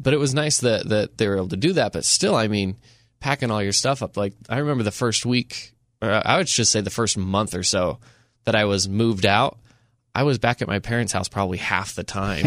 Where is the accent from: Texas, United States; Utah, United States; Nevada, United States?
Utah, United States; Enterprise; now in Saint George, United States; I grew up in a small town. I grew up in Enterprise.